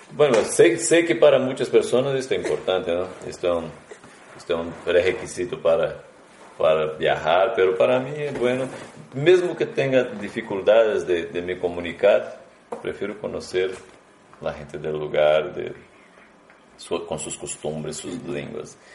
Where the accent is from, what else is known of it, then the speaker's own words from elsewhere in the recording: Brazil; moved away as an adult; somos de Brasil